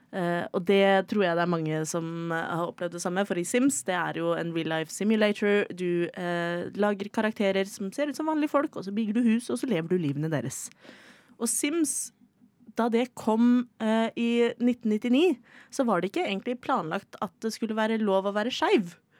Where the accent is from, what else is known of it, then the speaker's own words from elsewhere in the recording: Oslo, Norway; er jeg fra Oslo